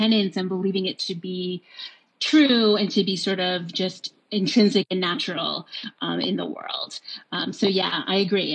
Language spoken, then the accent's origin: English; New York, United States; I grew up in New York.